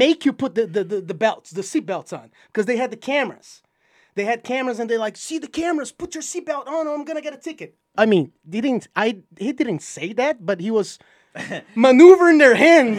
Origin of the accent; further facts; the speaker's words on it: Brazil; English is a second language; also born or lived in New York; now in Utah, United States; I'm from Brazil.